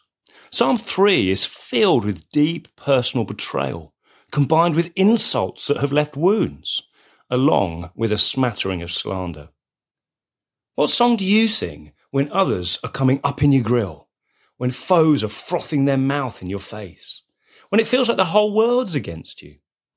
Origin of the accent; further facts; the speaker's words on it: England, United Kingdom; As an Englishman